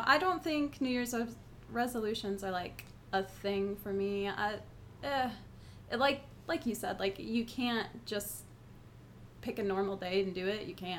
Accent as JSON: {"language": "English", "town": "Buffalo", "region": "New York", "country": "United States", "said": "I am from New York, actually, but not New York City. I'm from, like, Buffalo area, pretty much Canada. I know what snow is."}